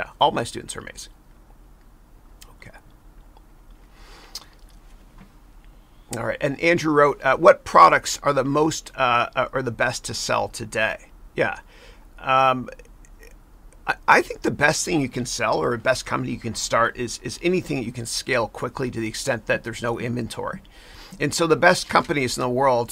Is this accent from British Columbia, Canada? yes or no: no; Mississauga, Ontario, Canada; moved away as an adult; now in United States; I'm a 905er. That's my area code. I'm from Mississauga, Ontario